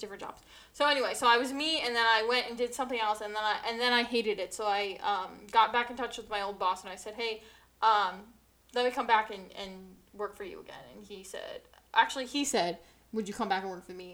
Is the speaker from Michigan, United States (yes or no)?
no; New Jersey, United States; New Jersey